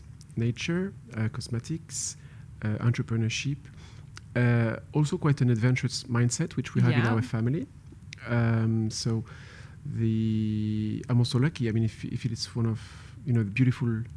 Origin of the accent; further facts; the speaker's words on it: France; moved away as an adult; also born or lived in Paris, France / Hong Kong; I was born in Paris, but I grew up in a very small village in the middle of the countryside.